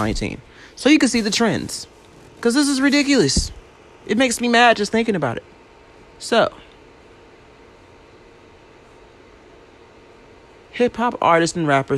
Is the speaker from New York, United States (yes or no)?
no; Louisiana, United States; moved away; I'm from Louisiana originally